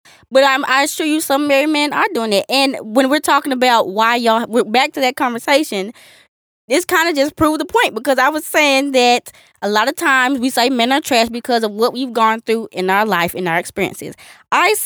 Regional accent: the South, United States; We're from the South

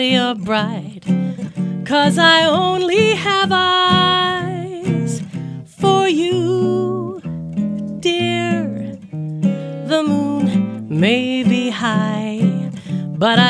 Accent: Newfoundland and Labrador, Canada; now in Toronto, Canada; growing up in Newfoundland

